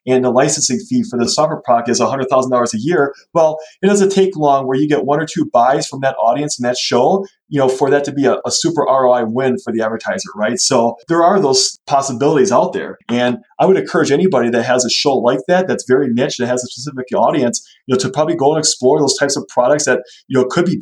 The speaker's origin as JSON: {"language": "English", "region": "Wisconsin", "country": "United States", "said": "we're from Wisconsin"}